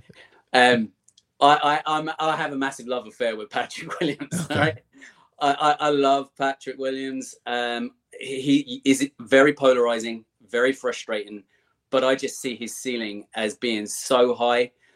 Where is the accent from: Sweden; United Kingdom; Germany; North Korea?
United Kingdom; England; moved away as an adult; now in Ireland; I grew up in in England. I live in Ireland now, but uh, I grew up in England